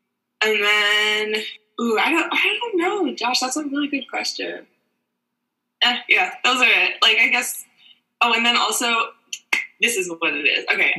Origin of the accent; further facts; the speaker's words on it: New York City, New York, United States; also born or lived in Spain / Pennsylvania; born and raised in New York. I lived in Spain for half a year with my family, but that's literally the only time I've been away from New York City.